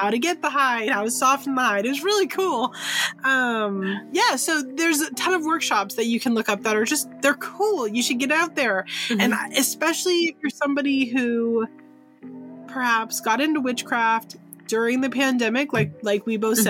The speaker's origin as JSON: {"language": "English", "town": "San Francisco", "region": "California", "country": "United States", "said": "I'm from San Francisco."}